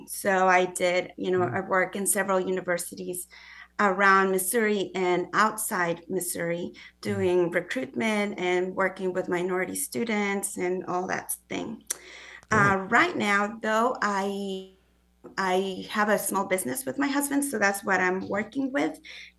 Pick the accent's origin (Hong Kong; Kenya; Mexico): Mexico; Mexico City; also born or lived in Guadalajara; now in Springfield, United States; I grew up in Mexico City and Guadalajara, which are huge cities, over 20 million people in Mexico City and about 8 million people in Guadalajara. So coming to Springfield was an adjustment of many forms.